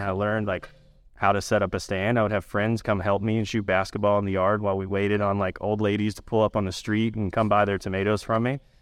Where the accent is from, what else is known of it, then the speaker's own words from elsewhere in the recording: Elizabethtown, United States; I grew up outside of Elizabethtown.